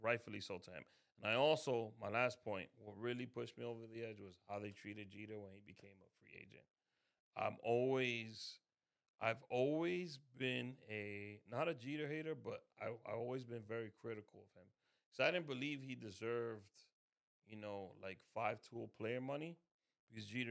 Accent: New York City, New York, United States; I grew up in Washington Heights

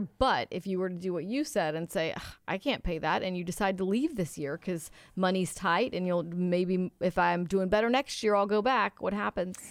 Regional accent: Houston, Texas, United States; growing up in Houston

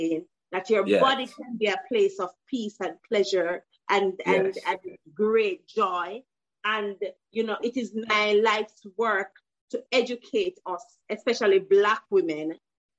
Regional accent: Jeffreytown, Saint Mary, Jamaica; I grew up in Jeffreytown, St. Mary.

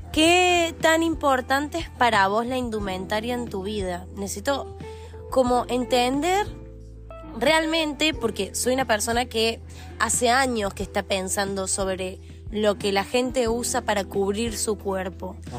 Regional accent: Argentina

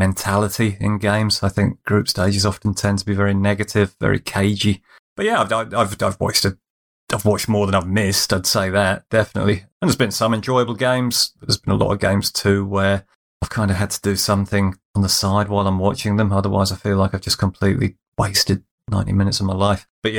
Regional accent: England, United Kingdom; we're English

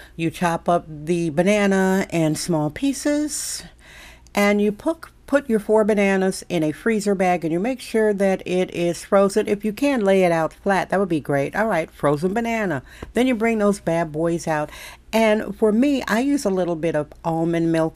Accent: Wisconsin, United States; now in San Francisco, United States; I'm born and raised in Wisconsin, socialized there

